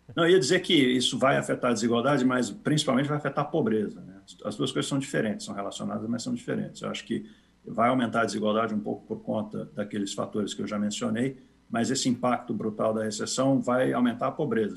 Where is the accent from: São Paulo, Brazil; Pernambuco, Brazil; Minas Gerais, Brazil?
São Paulo, Brazil; eu cresci, nasci cresci em São Paulo